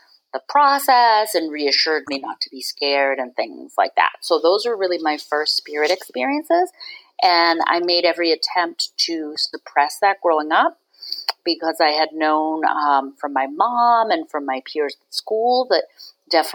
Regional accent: Boston, Massachusetts, United States; also born or lived in San Francisco / Berkshires, Massachusetts / Cape Cod / Ireland; now in Swampscott, United States; I grew up in Boston City, so within the city proper limits

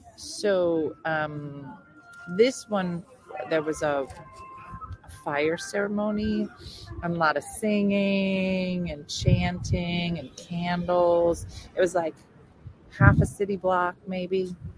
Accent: New Jersey, United States; I'm from New Jersey.

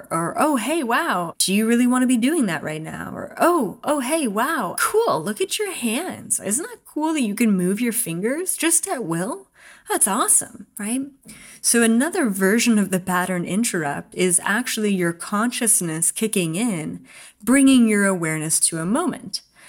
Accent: Canada; I grew up in Canada in Four Seasons and I loved cross-country skiing and I can't wait to do that again.

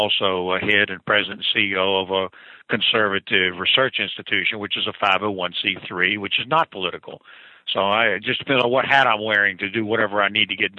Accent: Virginia, United States; my home state of Virginia

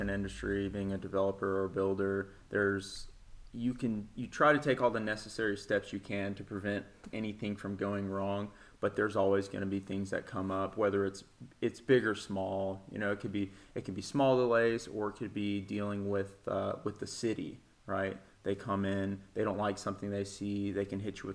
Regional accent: Nashville, Tennessee, United States; I was born in East Tennessee. I moved to Nashville when I was like 5 years old. So I pretty much consider myself a native Nashvillian. So I grew up in West Nashville over in the Bellevue area.

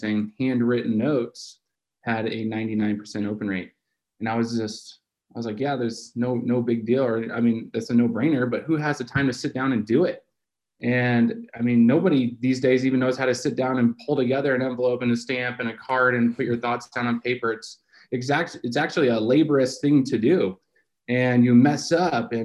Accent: California, United States; also born or lived in Arizona; We grew up in California

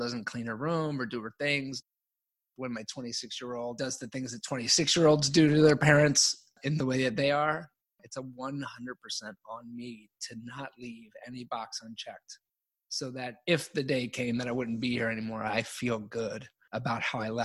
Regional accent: Baltimore, Maryland, United States; I grew up really poor in Baltimore

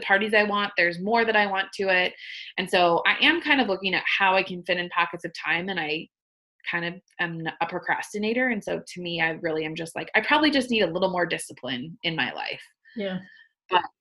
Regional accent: Arizona, United States; now in Minnesota, United States; I was born and raised, well, not born, but I was raised in Arizona. So that's coming from an Arizona girl.

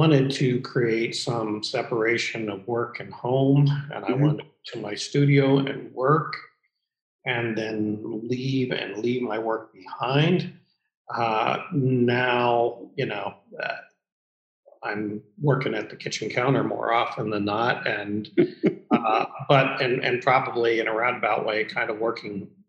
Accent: Columbus, Ohio, United States; also born or lived in New York City; I moved back to Columbus, which is my hometown

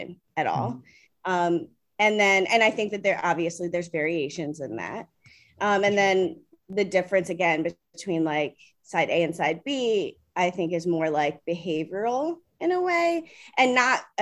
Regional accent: Maryland, United States; moved away as an adult; now in New York City, United States; I'm originally from Maryland. I live in New York City now and have for almost

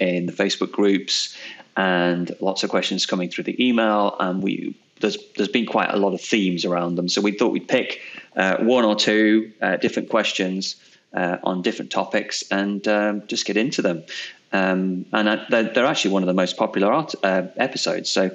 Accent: England, United Kingdom; now in New Zealand; I'm English

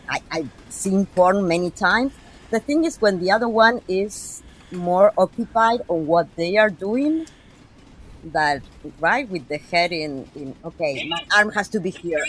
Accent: Argentina

